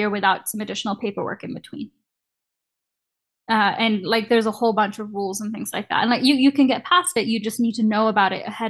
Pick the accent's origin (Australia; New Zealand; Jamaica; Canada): Canada; getting a visa to work at a company in the US as a Canadian student is really, really hard